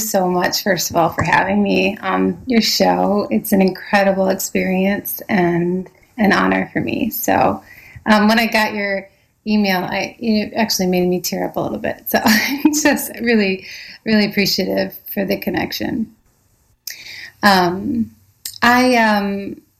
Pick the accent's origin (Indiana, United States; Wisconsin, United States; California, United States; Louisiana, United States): Indiana, United States; Fort Wayne; now in New York, United States; I grew up in Fort Wayne, Indiana